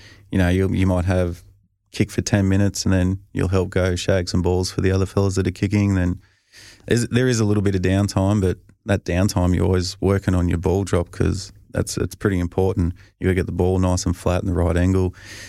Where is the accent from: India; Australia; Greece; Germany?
Australia; And you know, I think being Australian, you sort of can't really throw your buddies under the bus.